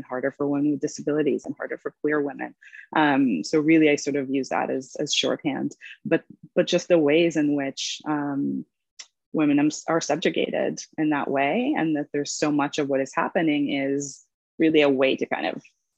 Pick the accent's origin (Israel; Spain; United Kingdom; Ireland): Israel; English is a second language; moved away as an adult; also born or lived in Los Angeles, United States; now in New York, United States; I was born in Los Angeles, but I grew up in Israel and English is my second language. And I only moved to New York in my 20s